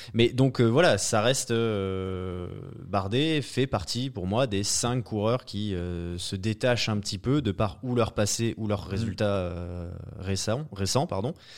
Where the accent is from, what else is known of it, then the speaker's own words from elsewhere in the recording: France; en tant que Français